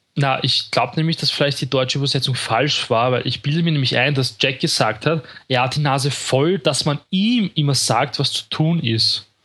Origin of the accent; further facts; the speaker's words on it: Vienna, Austria; bei uns in Wien